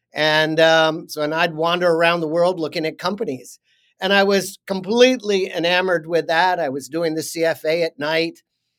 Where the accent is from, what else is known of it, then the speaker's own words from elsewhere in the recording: New York, United States; I grew up outside New York on a piece of land that was called Overlook Farm. And it was a farm up on a hill.